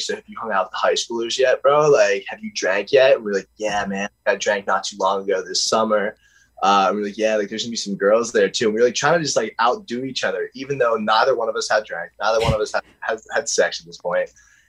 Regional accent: Pittsburgh, Pennsylvania, United States; I'm from Pittsburgh, not West Virginia.

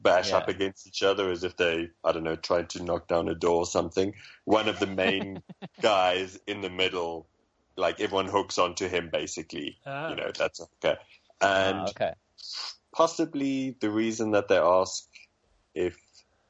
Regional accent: Namibia; I grew up in Namibia

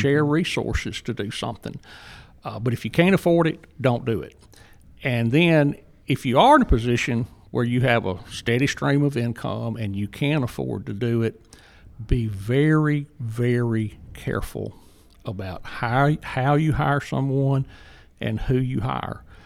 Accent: Jackson, Mississippi, United States; accent: Southern; moved away as an adult; now in Murray, Kentucky, United States; as you might can tell from my accent, I'm, uh, proudly Southern. And I, I grew up in Jackson

